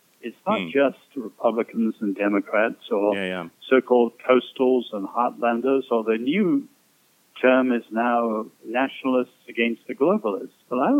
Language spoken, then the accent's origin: English; China; I grew up in China, and I had many American friends in school.